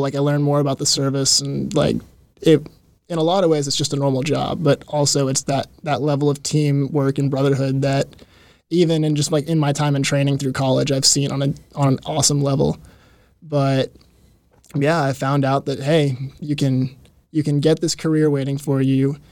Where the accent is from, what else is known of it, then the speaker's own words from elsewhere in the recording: Mount Juliet, Tennessee, United States; Like five minutes down the road from St. Stephen's. So mm. been there, born and raised, 22 years.